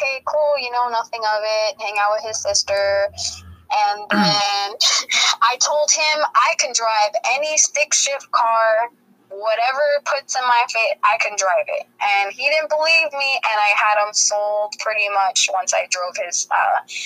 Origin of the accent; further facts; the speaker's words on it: Allentown, Pennsylvania, United States; moved away; also born or lived in Florida; We're all from Allentown, Bethlehem, Pennsylvania